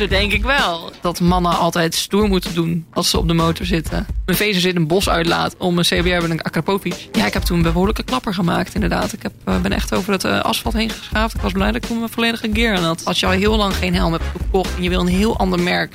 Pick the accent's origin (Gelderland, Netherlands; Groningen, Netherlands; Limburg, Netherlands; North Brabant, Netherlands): Groningen, Netherlands; moved away; ik ben opgegroeid in Groningen